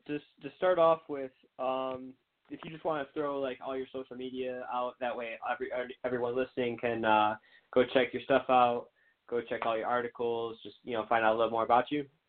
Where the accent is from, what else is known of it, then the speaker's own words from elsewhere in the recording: Michigan, United States; I'm from Michigan